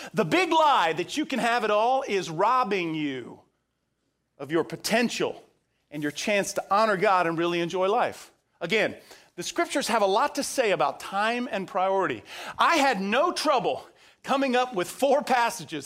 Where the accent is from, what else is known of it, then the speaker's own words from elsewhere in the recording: Central Florida, United States; growing up in Central Florida, we weren't very far from the Ringling Brothers Barnum and Bailey Circus